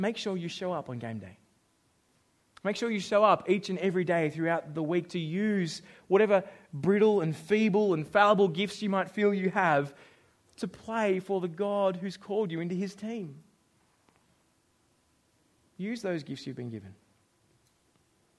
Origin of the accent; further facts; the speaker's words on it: Australia; now in New Zealand; I'm Australian